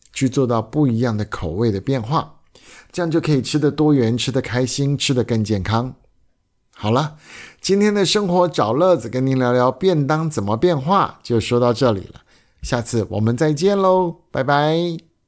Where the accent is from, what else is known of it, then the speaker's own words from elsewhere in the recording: Taiwan; 我们台湾人